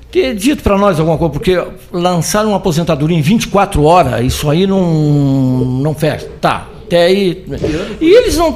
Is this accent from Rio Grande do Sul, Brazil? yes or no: yes; Pelotas, Rio Grande do Sul, Brazil; Claro, sou pelotense, sou daqui, sim, muito.